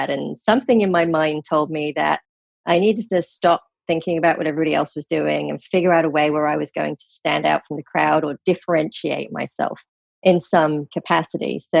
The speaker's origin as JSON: {"language": "English", "region": "Brussels", "country": "Belgium", "tie": "born or raised there", "also_born_or_lived": "London / Paris", "said": "I'm British born and grew up in was born in London, England, but truthfully spent most of my school age years, at least, in Brussels, Belgium, and Paris, France."}